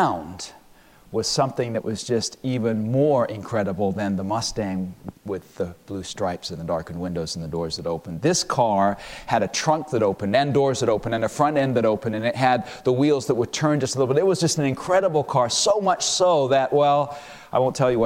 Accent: London, United Kingdom; moved away; also born or lived in United States; When I was a young man, I was raised in London, England.

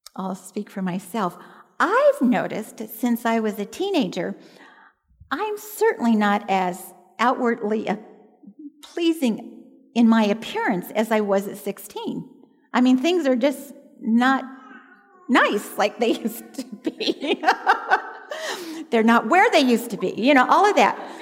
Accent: Southern California, United States; I was born and raised in Southern California

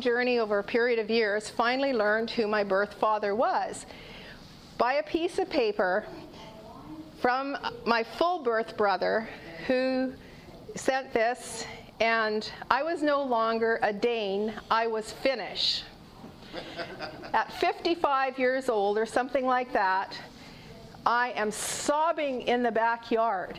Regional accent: Canada; I'm a mom, a grandparent, and I'm Canadian.

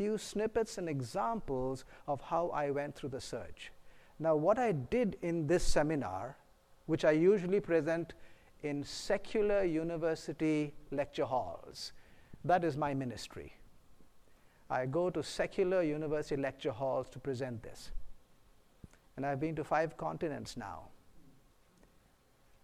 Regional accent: India; moved away; I'm originally from India, a physician

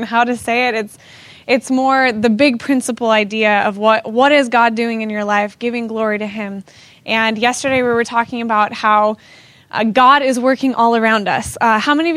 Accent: Southern California, United States; I'm from Southern California, and I love Jesus

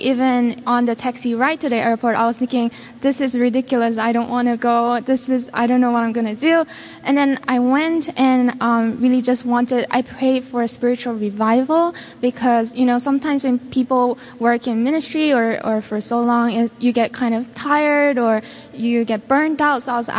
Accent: Singapore; now in United States; I grew up in Singapore.

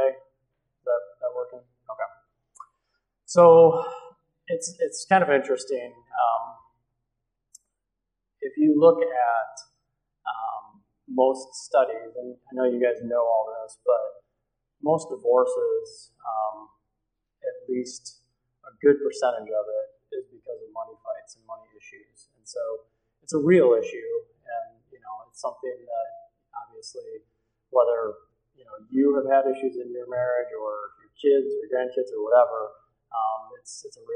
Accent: Battle Creek, Michigan, United States; I grew up in Battle Creek, so not too far from here.

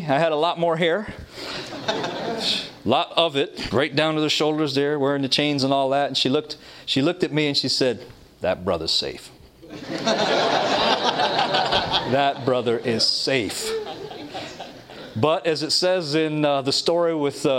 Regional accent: Toronto, Ontario, Canada; moved away as an adult; now in Michigan, United States; I was raised in Toronto, Canada, with loving family

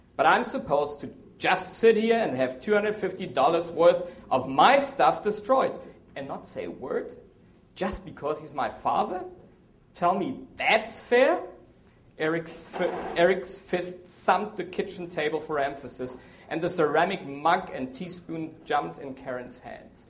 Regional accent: Germany; also born or lived in South America / Asia; now in Maryland, United States; Well, I'm from Germany. Strange name, strange accent

